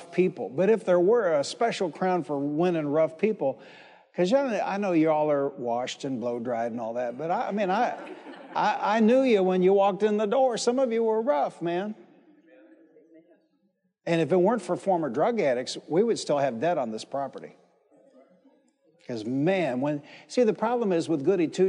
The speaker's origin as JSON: {"language": "English", "town": "Detroit", "region": "Michigan", "country": "United States", "tie": "born or raised there", "said": "the church I grew up in Detroit, Michigan."}